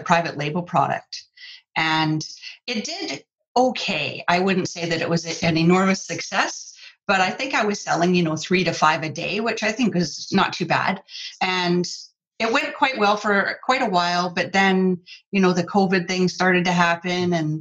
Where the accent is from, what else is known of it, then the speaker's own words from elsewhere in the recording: Canada; also born or lived in Vancouver Island, British Columbia; I'm from Canada, I live on Vancouver Island in British Columbia